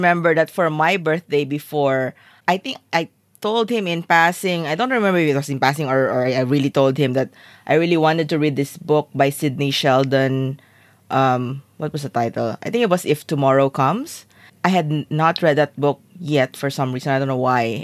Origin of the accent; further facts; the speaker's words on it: Philippines; we grew up in the Philippines